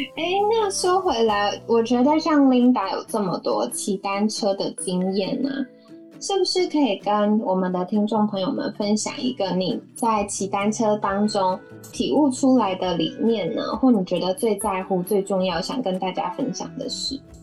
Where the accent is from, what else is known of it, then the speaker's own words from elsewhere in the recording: Taiwan; 因为我出生在这里